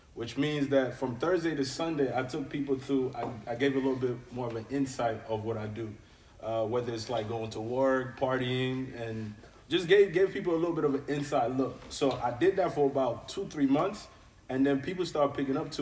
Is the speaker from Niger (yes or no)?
yes; Niger; I am from Niger